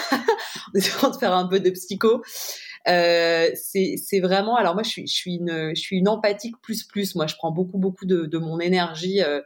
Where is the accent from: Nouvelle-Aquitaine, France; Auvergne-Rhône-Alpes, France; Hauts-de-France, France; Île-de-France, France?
Île-de-France, France; Paris; j'ai grandi à Paris